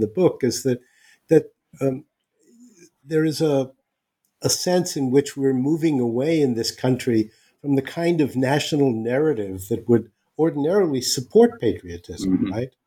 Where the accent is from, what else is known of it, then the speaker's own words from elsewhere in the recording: California, United States; also born or lived in China / Canada; I grew up in California